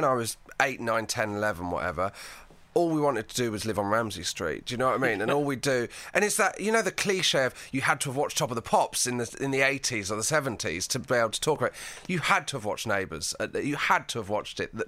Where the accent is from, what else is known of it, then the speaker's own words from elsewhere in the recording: Dartmoor, Devon, South West England, United Kingdom; I grew up in Devon on Dartmoor, and so I lived in a kind of house in the middle of nowhere.